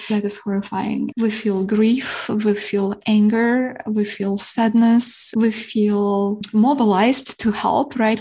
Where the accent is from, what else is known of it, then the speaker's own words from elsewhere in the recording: Kyiv, Ukraine; first language Ukrainian; English is a second language; moved away; I was born in Kiev, in the capital